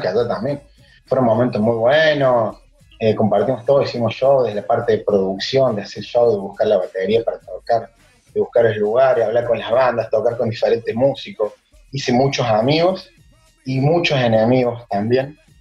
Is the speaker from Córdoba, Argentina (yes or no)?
yes; Córdoba, Argentina; accent: tonada cordobesa; moved away as an adult; now in Florianópolis, Brazil; Nacido y criado en Córdoba, en de Córdoba, en la República, como se dice allá.